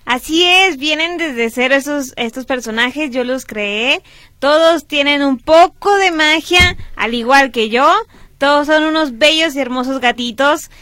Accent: Monterrey, Nuevo León, Mexico; Somos de Monterrey

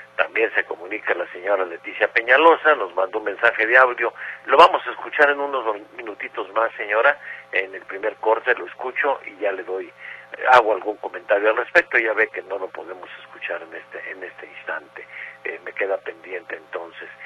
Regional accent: Guadalajara, Jalisco, Mexico; la nuestra, donde nacimos, donde aquí vivimos y donde aquí reposaremos algún día en sus benditas tierras

